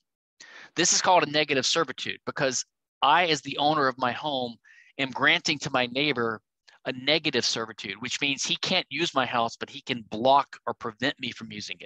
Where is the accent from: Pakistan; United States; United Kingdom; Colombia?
United States; Louisiana; my home state, Louisiana